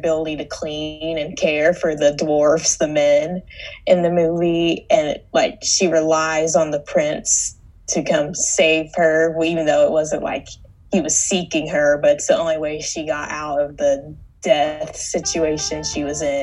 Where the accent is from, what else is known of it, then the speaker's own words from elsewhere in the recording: Ponca City, Oklahoma, United States; also born or lived in Tulsa, Oklahoma; I'm from Ponca City, Oklahoma, where I'm currently quarantined.